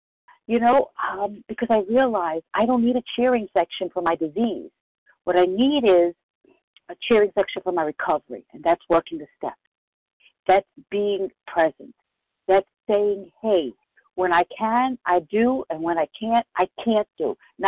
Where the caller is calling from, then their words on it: Bronx, New York, United States; from the Bronx.